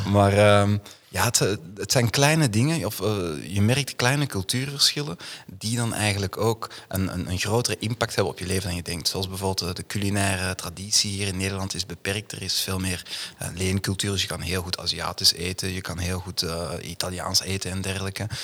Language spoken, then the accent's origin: Dutch; Duffel, Flanders, Belgium; moved away as an adult; now in Amsterdam, Netherlands; ik ben inderdaad uh, geboren en getogen in het Antwerpse, eh, in, in Duffel